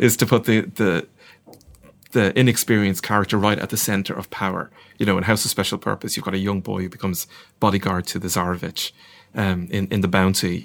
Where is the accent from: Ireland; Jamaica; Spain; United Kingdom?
Ireland; I'm not ashamed to be Irish. I'm very proud to be Irish.